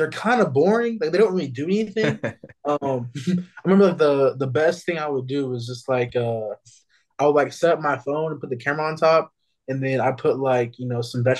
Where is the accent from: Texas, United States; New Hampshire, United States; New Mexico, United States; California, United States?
New Mexico, United States; growing up in New Mexico